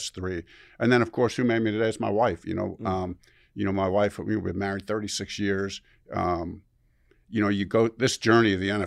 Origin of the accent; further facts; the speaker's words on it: Chicago, Illinois, United States; I am from Chicago.